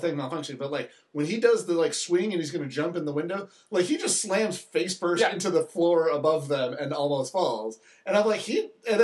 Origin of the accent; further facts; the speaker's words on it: Michigan, United States; I grew up in Michigan